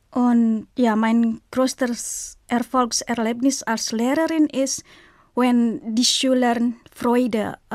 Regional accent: Indonesia; German is a second language; also born or lived in Munich, Germany; Ich komme aus Indonesien und ich bin im Jahr 1980 geboren.

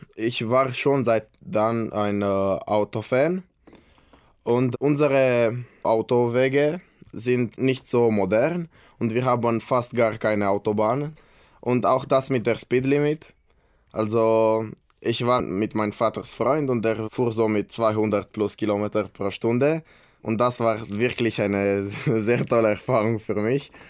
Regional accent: Brașov, Brașov County, Romania; German is a second language; ich bin aus Kronstadt, Rumänien

